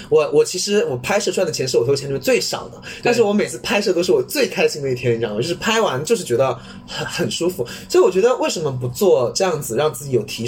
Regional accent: Wenzhou, Zhejiang, China; 我温州人

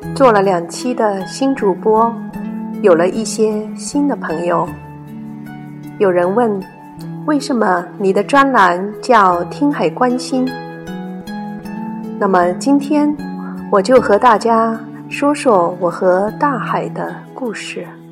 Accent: Zhoushan, Zhejiang, China; 来自东海之滨的一个千岛之城。童年时光常在海边半山上的奶奶家度过

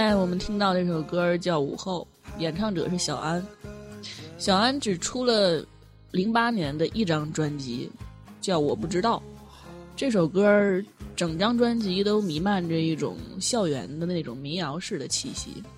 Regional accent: Northeast China, China; accent: Northeastern dialect; 咱东北方言里边一词儿

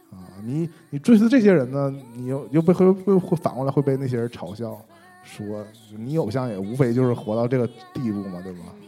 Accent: Shenyang, Liaoning, China; accent: Northeastern; 我们沈阳不是现在就剩 嗯 洗浴中心了吗？ 嗯 洗浴中心门前就在那儿，就是因为我们东北话

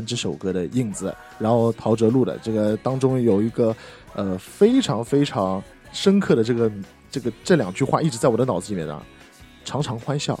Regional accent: Shanghai, China; 因为我上海人嘛

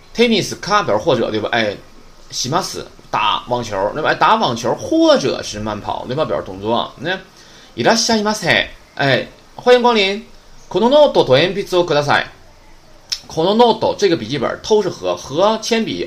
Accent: Northeast China, China; accent: Northeastern Mandarin; 我是东北话授课

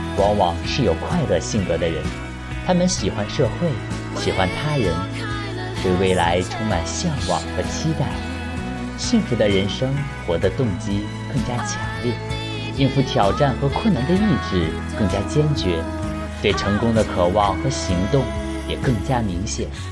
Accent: China; 我们中国人

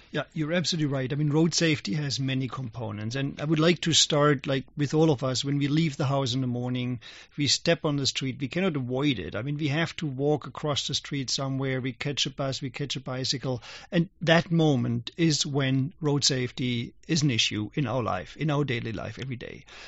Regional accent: Germany; moved away; when I was young, I grew up in Germany as, as a young boy

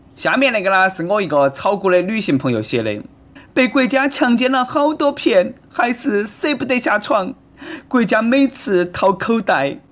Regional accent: Sichuan, China; 我们四川人

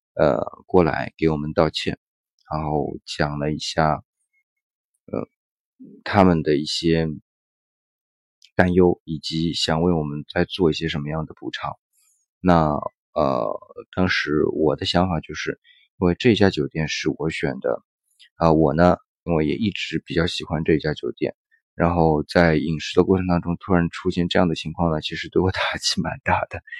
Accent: China; 我们是中国人

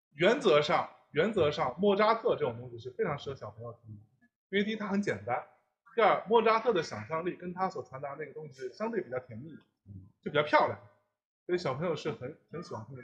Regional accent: Jiangsu, China; 因为我是江苏人嘛

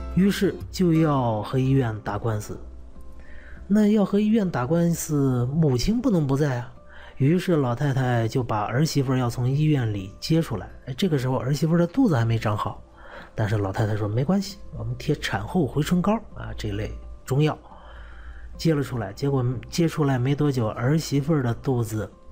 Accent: China; 我们中国人

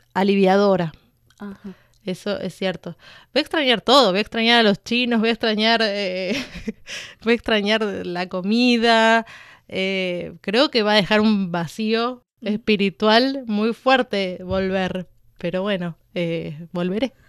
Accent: Argentina; moved away as an adult; also born or lived in Buenos Aires; now in Beijing, China; en mi, en mi país

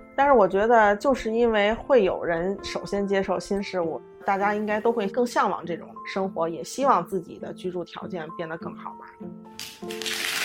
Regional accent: Beijing, China; 我从小在这个院子长大的，从小学一年级开始吧，一直到高中，一直生活在这个大杂院儿里面

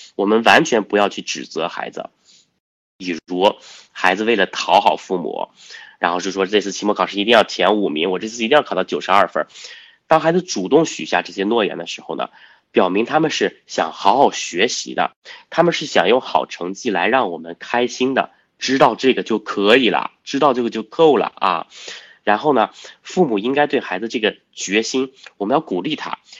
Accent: China; 我们中国人有一诺千金，啊，我们有这样的传统

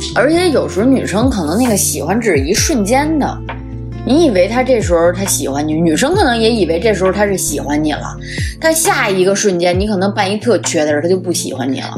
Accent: Beijing, China; accent: Beijing accent; 我们的北京话

